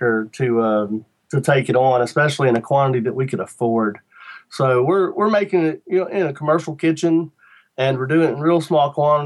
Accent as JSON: {"language": "English", "area": "Shenandoah Valley", "region": "Virginia", "country": "United States", "tie": "born or raised there", "said": "I'm from Virginia, you know, right in the Shenandoah Valley, and we didn't get a lot of Jamaican jerk in the Shenandoah Valley when I was a kid"}